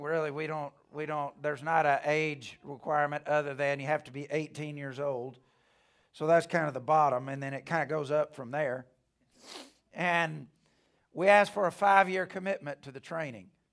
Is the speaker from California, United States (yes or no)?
no; Alabama, United States; I'm from Alabama.